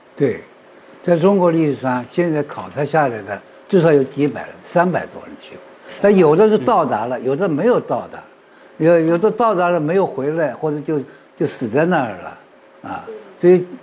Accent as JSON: {"language": "Chinese", "country": "India", "second_language": "Chinese", "moved": "yes", "said": "我是来自，呃，印度的"}